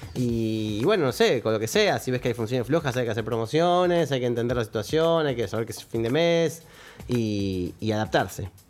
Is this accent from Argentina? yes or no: yes; Argentina; creo que nací de casualidad en Argentina